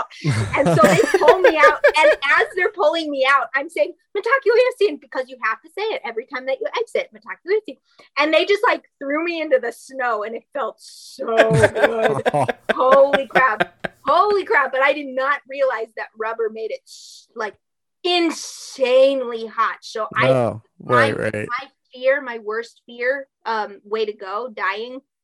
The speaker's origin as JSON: {"language": "English", "region": "Minnesota", "country": "United States", "moved": "yes", "said": "I'm a Minnesota girl, and I came down here"}